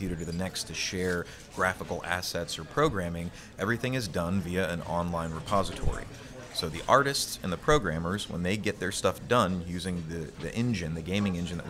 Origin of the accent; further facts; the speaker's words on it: Louisiana, United States; I'm born and raised in Louisiana. I love this place